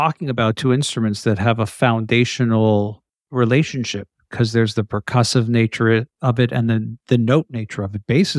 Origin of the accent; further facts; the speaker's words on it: Canada; people can't identify my accent as Canadian. And I tried as hard as I could to be US based. And to this day, it's the same thing where wherever I am, people are shocked when they hear I'm Canadian.